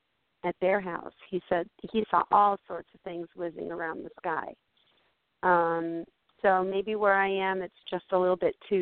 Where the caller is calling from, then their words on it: upstate New York, United States; I'm calling from upstate New York, actually a little bit outside of what the New York UFO capital is, which is a little village called Pine Bush.